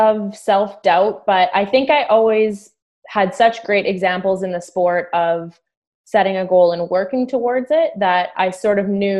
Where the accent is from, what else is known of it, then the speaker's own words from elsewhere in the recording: Calgary, Alberta, Canada; moved away as an adult; now in Ontario, Canada; I grew up in Calgary, Alberta.